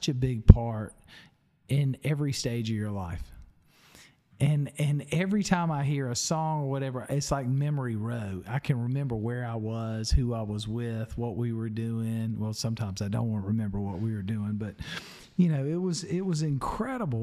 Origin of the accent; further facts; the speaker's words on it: Spartanburg, South Carolina, United States; now in Columbia, United States; I grew up in Spartanburg, so WORD was our AM station